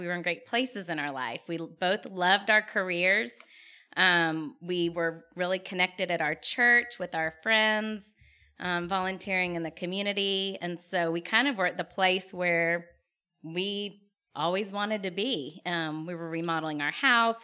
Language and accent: English; Lake Jackson, Texas, United States; also born or lived in Katy, Texas / Austin, Texas / Dominican Republic; I grew up in Lake Jackson, Texas